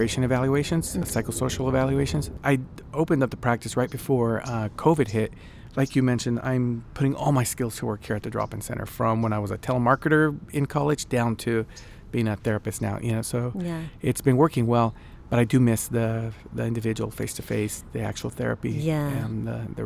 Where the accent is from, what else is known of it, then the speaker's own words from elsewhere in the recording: Wilmington, California, United States; also born or lived in Mexico; I was born in Mexico, but when I was about a year old, we migrated to the United States. I was raised in Wilmington, California